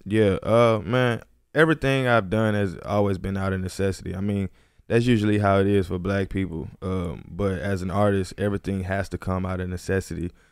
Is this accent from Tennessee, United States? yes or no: no; Houston, Texas, United States; moved away as an adult; now in Los Angeles, United States; I'm from Houston, Texas. I've been out here in L A for four years